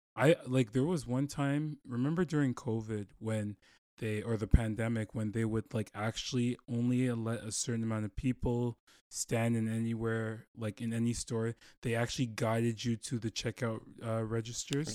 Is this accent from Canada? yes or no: yes; Toronto, Ontario, Canada; moved away; I'm from Toronto